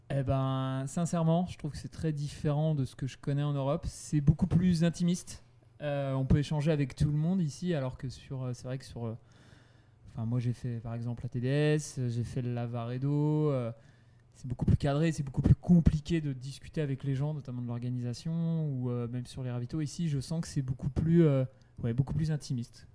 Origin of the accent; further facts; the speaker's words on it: Brittany, France; chez moi en Bretagne